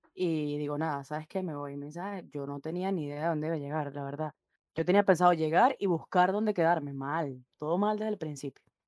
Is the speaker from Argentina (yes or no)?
no; Venezuela; now in Santiago, Chile; soy igual venezolana y estoy ahora mismo en Santiago de Chile